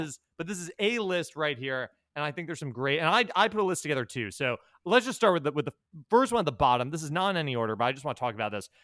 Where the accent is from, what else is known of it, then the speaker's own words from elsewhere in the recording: New York, United States; I'm from New York